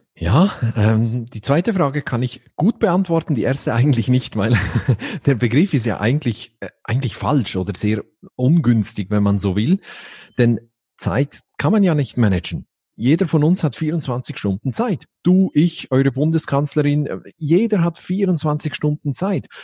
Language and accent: German; Basel, Basel-Stadt, Switzerland; bin ich aus der Schweiz, genau genommen aus Basel